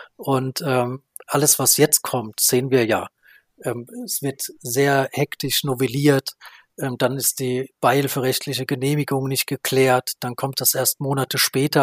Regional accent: Baden-Württemberg, Germany; also born or lived in North Rhine-Westphalia; mich betrifft das in meiner Heimat

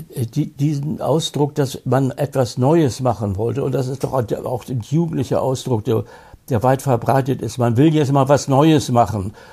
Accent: Hamburg, Germany; in meiner Heimatstadt Hamburg

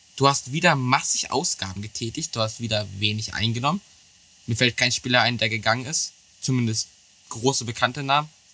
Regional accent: Germany; als Deutscher

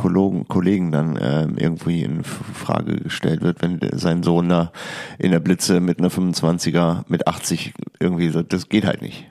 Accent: Hilden, North Rhine-Westphalia, Germany; Ich bin in Hilden geboren

